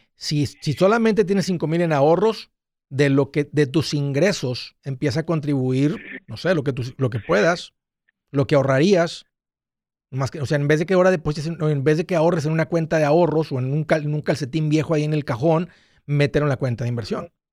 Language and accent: Spanish; Matamoros, Tamaulipas, Mexico; also born or lived in South Padre Island, Texas; yo, crecí en Matamoros, en la playa Bagdad, y luego del lado americano en South Padre Island